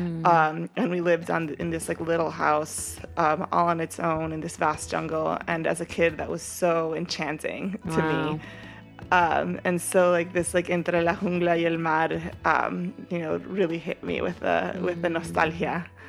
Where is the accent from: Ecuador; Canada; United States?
Ecuador; moved away; Like, who am I? You know, like I've been in this country for 13 years, but I'm from Ecuador.